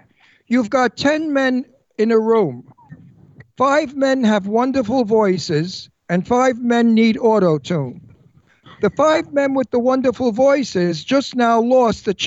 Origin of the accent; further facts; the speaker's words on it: New York City, New York, United States; moved away; also born or lived in Stevenson Ranch, California; I'm a guinea from Brooklyn, too